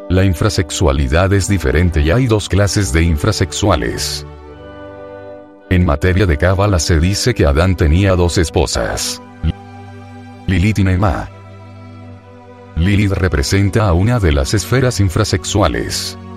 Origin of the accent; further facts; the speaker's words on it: Michoacán, Mexico; also born or lived in Mexico City; Yo soy de Cotí, Michoacán. He vivido, más que todo, en otros lugares del Distrito Federal.